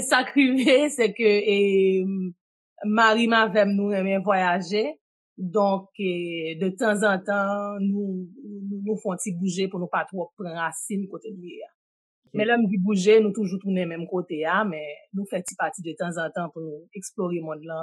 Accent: Port-au-Prince, Ouest, Haiti; moved away as an adult; now in Canada; E Kanadyen m vin sa nan gran moun. E m sot Port-au-Bresse. M fet m grandi, m fe 26 premye ane nan la vim Port-au-Bresse.

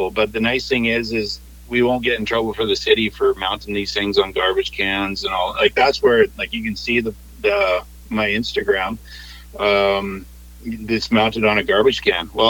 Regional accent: Washington, United States; So, I know, I grew up on the Chehalis River. So I used to be the kid that rode my BMX to the river and came back with two go on the handlebars.

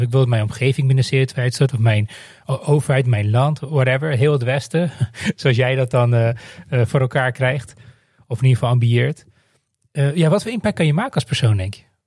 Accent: Netherlands; ik ben opgegroeid in Nederland

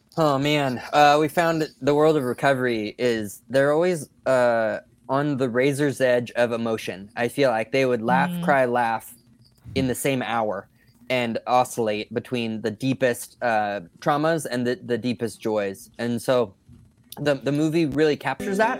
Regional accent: just south of Sacramento, Northern California, United States; also born or lived in San Diego, California; I was born down there and spent a lot of adult life there. And I was raised in Northern California, uh, just south of Sacramento.

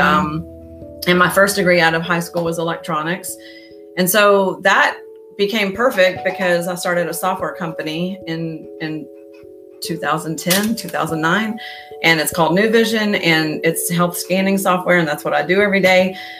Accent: Houston, Texas, United States; moved away as an adult; also born or lived in Austin, Texas / Boulder, Colorado; now in Houston, United States; i grew up in spring branch okay. um, mostly i was born in austin

